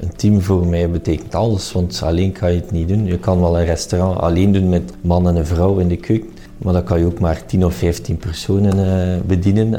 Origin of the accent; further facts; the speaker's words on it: Flanders, Belgium; Ik ben ook Vlamingen en België hart en nieren